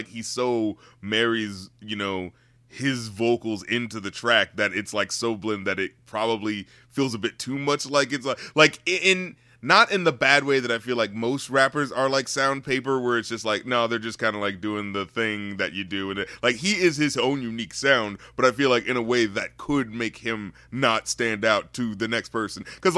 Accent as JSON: {"language": "English", "region": "North Carolina", "country": "United States", "said": "You know, I'm from North Carolina too."}